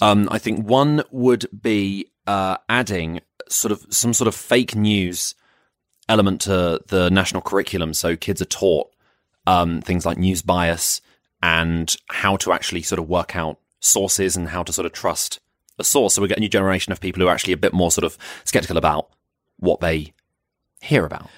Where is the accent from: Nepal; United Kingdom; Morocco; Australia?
United Kingdom; Croydon, London; also born or lived in West Sussex; I'm from Croydon